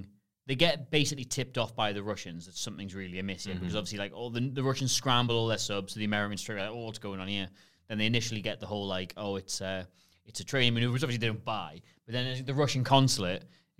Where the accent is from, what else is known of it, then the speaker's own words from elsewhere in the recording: Newcastle upon Tyne, North East England, United Kingdom; I'm from Newcastle. I really emphasize both O's when I say that.